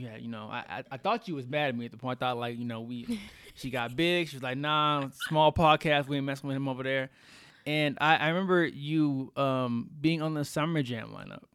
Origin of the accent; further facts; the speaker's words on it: Texas, United States; now in Colorado, United States; I'm from Texas